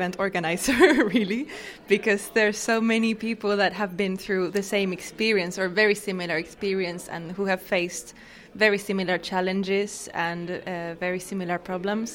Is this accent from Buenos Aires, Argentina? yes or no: yes; Buenos Aires, Argentina; I'm from Argentina, from Buenos Aires